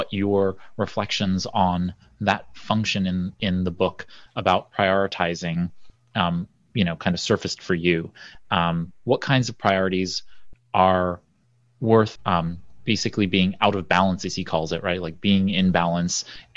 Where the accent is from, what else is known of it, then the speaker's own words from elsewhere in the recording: New York City, New York, United States; I'm a guy from Brooklyn